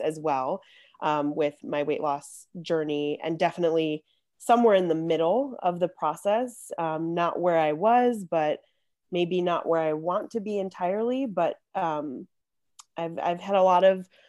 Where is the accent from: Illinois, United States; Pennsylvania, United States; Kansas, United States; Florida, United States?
Illinois, United States; Chicago; I'm also born and raised in Chicago, just like Jodene